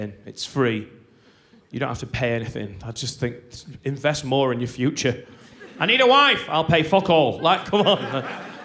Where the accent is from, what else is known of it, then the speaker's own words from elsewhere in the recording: Lancashire, North West England, United Kingdom; I'm from Lancashire.